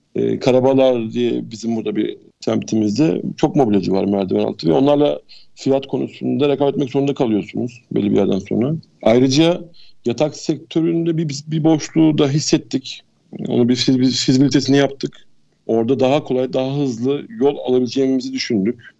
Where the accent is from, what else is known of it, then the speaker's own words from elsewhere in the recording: İzmir, Turkey; Ben bin dokuz yüz yetmiş dokuz İzmir doğumluyum.